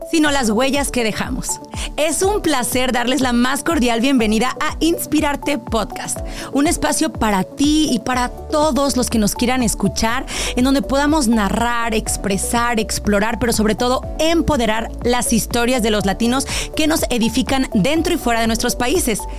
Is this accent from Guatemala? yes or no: no; Tucumán, Argentina; moved away; Yo ya había dejado toda mi vida en Tucumán, mi amigo, mi familia, mi estudio, mi, auto, mi perro, mi vieja, mi viejo.